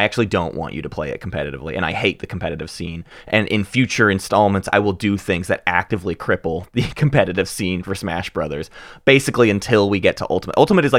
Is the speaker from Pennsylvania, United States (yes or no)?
no; Arkansas, United States; we're growing up in Arkansas, Northwest Arkansas.